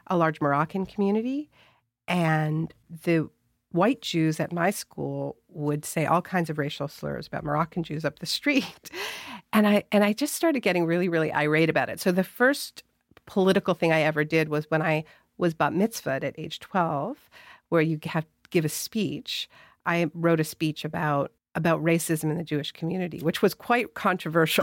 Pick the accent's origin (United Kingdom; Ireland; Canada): Canada; my whole family is American. I'm Canadian.